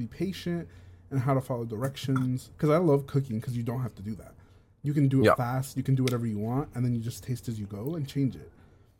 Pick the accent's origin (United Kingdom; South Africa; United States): United States; That comes from being American, I think.